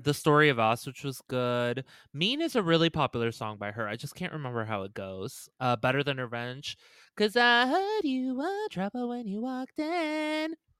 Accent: Las Vegas, Nevada, United States; we grew up, obviously, in a side of town where there were a lotta, like, bunnies and it was very open. Vegas is obviously very civilized

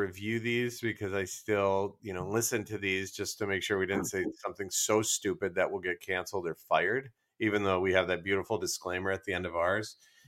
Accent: Midwest, United States; accent: Midwest; I have a Midwest accent.

